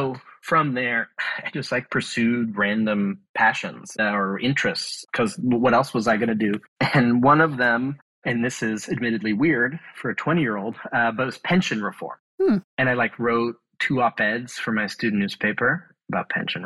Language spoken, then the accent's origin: English; Bay Area, California, United States; I grew up in the Bay Area